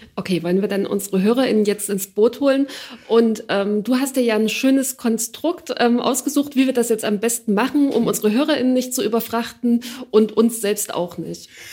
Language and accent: German; Ore Mountains, Saxony, Germany; ich bin im Erzgebirge in Freilandhaltung auf dem Dorf aufgewachsen.